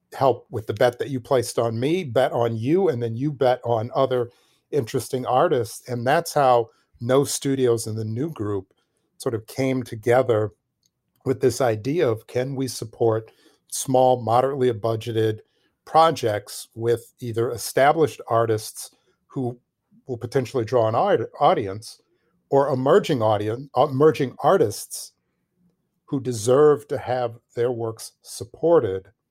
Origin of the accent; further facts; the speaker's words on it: Milwaukee, Wisconsin, United States; moved away; I'm originally from Milwaukee, Wisconsin, which is, um, Milwaukee is a, it's a, it's a great city, city of my birth